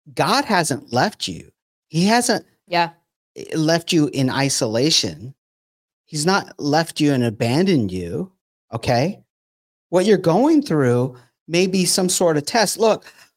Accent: California, United States; I grew up in California.

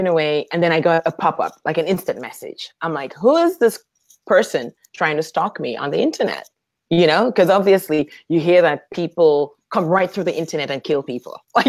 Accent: Dominica; born there; And he asked me if I'm originally from Canada. And I was like, no, actually, I was born in Dominica.

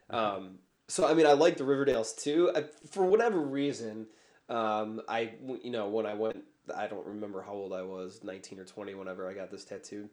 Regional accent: Chicago, Illinois, United States; I was born in Chicago. I've, I've lived here pretty much my whole life

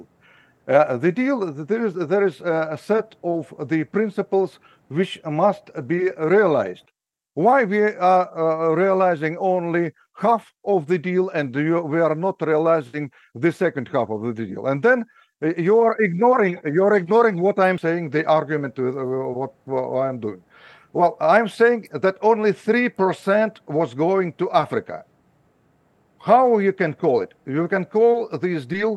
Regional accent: Ukraine; English is a second language; moved away; I was born in Ukraine. I was studying in the Ukrainian school.

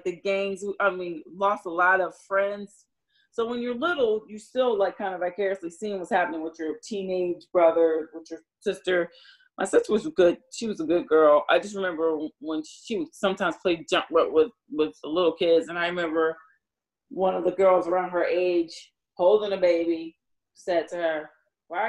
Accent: Newark, New Jersey, United States; accent: Jersey; moved away as an adult; I'm from Newark

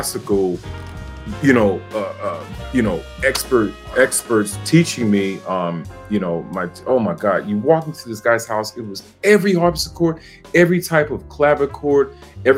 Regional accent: Miami, Florida, United States; also born or lived in Albany, Georgia; I grew up in Miami, so I grew up around a lot of gospel music

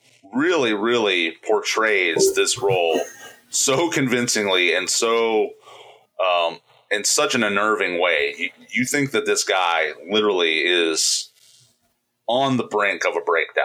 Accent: Indiana, United States; we are from Indiana

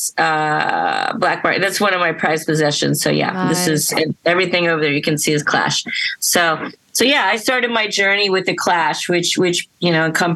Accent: South Florida, United States; I grew up in South Florida, which was not a very punk rock environment at all

